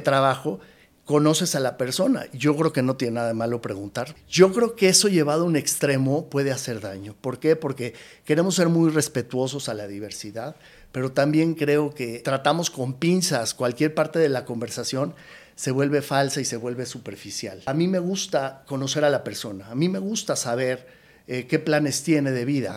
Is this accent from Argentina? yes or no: no; Mexico; moved away as an adult; also born or lived in United States; siendo un mexicano que vivió en Estados Unidos